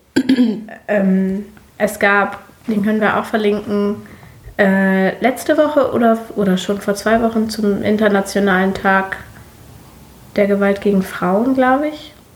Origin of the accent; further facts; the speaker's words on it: Germany; so eine Person wie ich, die hier äh, äh geboren ist